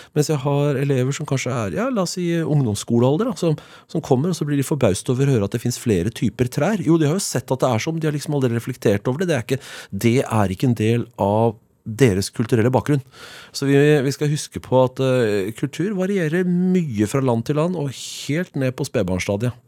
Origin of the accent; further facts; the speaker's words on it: Oslo, Norway; Jeg er født og oppvokst i Oslo. Jeg er Oslo-gutt på min hals